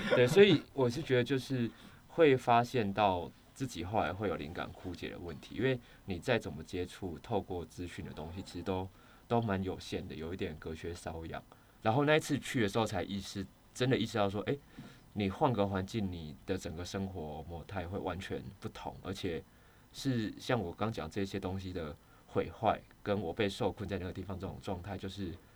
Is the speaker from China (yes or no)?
no; Kaohsiung, Taiwan; 我本身是高雄人